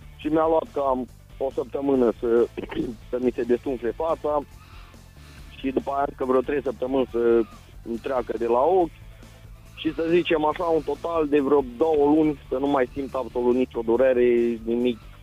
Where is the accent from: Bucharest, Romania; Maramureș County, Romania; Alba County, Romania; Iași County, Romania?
Alba County, Romania; Mihalț; sunt din Mihal, de Alba. Sunt un băiat simplu, modest, de la țară